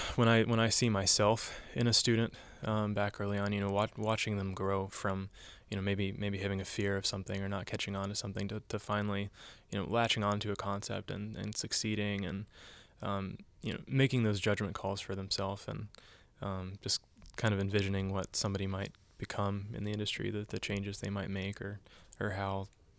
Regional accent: the South, United States; I grew up in the South. I came here and I started asking myself questions.

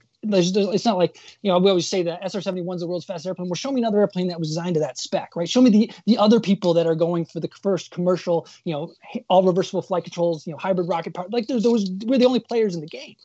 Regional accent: Michigan, United States; growing up in Michigan

